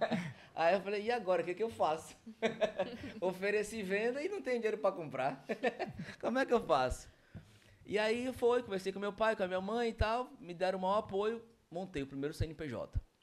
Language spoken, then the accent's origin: Portuguese; Manaus, Amazonas, Brazil; Nasci em Manaus, meus, toda a minha família é de, é de Manaus